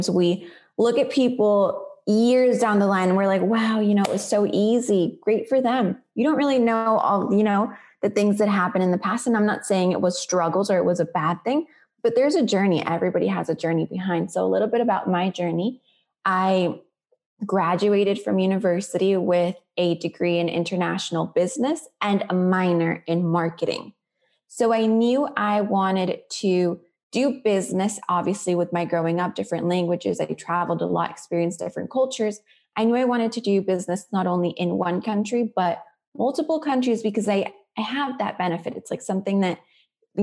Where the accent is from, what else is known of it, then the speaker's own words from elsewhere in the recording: Florida, United States; also born or lived in Colombia; I grew up in Florida